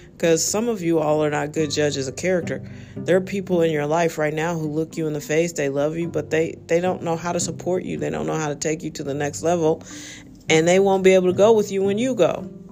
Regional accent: St. Louis, Missouri, United States; I'm from St. Louis

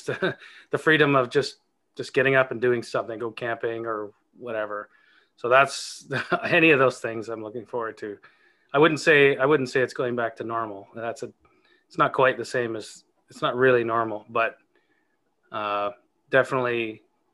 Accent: Canada; I was born in Canada, so and lived here my entire life, mostly living in small towns.

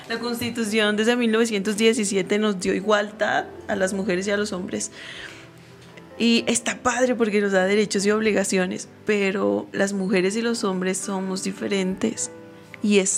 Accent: Mexico; Porque si soy mujer, pero también soy mexicana y yo quiero abrirle paso no solo a las mujeres, sino a los mexicanos que vienen detrás de mí.

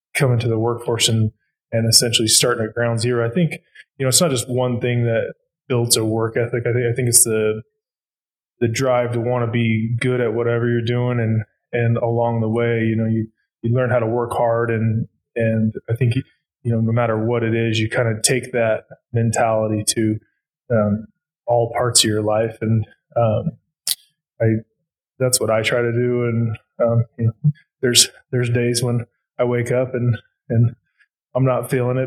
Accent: Glenns Ferry, Idaho, United States; born or raised there

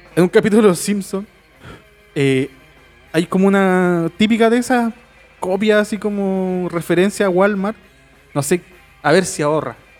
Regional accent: Chile

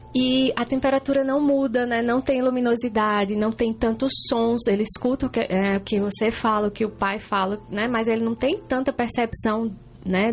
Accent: Juazeiro do Norte, Ceará, Brazil; moved away as an adult; now in Concórdia, Brazil; eu sou cearense, vim lá de Juazeiro do Norte, né? Interior do Ceará

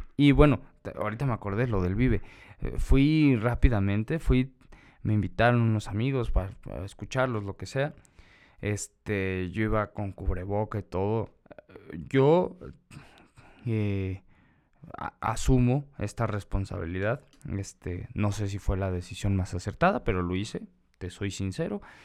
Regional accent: Mexico; esa es nuestra responsabilidad como ciudadanos, como mexicanos

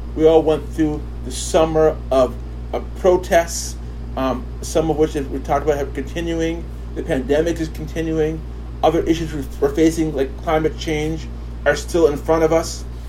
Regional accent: New Rochelle, New York, United States; also born or lived in Kingston, Jamaica; raised in upstate New York

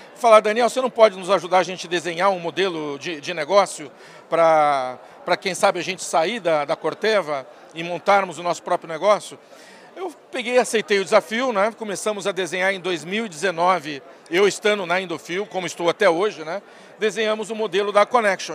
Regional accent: São Paulo, Brazil; also born or lived in Taubaté; Eu sou paulistano, sou nascido em São Paulo, é, me criei aqui a vida toda

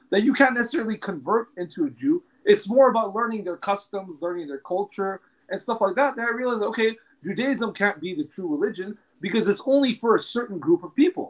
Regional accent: Los Angeles, California, United States; I was born and raised in Los Angeles.

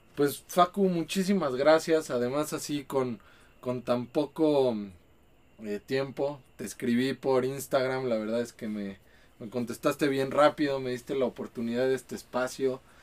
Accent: Mexico City, Mexico; moved away as an adult; now in Guadalajara, Mexico; Yo soy de, Ciudad de México

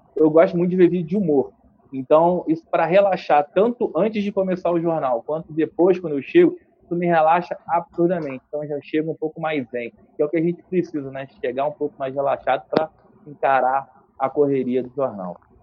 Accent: Nova Friburgo, Rio de Janeiro, Brazil; moved away as an adult; also born or lived in Niterói; Eu vim para cá com 7 anos de idade, fui morar no Rio para estudar, fazer faculdade com 18 para 19. Voltei para cá com, com 28, 29 anos

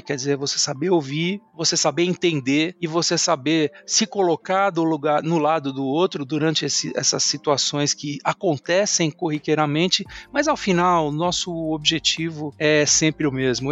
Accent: São Paulo, Brazil; now in Santana de Parnaíba, Brazil; eu sou aqui de São Paulo, paulistano da Gema

